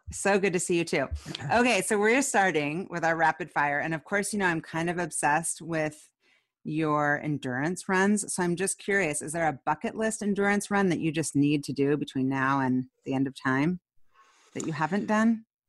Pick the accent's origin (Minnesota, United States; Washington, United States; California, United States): Washington, United States; Seattle; we both are Seattleites